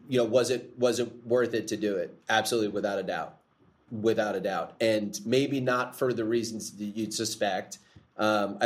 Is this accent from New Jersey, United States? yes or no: yes; New Jersey, United States; now in Tennessee, United States; I grew up in New Jersey, the New Jersey, New York area.